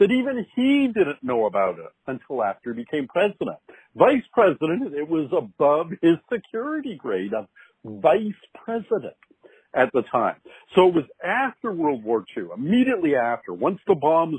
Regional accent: Canada; I'm a Canadian

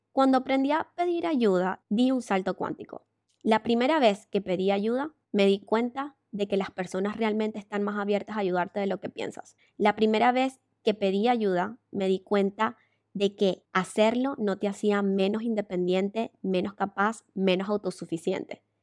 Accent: Venezuela; moved away as an adult; emigré de Venezuela porque me robaron con pistola

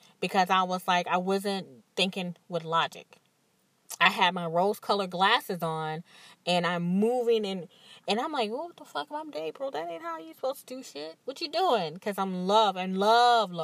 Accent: Mississippi, United States; now in New Orleans, United States; I'm from Mississippi

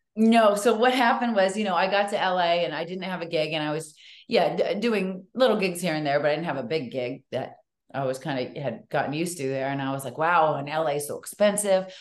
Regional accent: Natick, Massachusetts, United States; moved away; also born or lived in Hollywood; I grew up in Natick

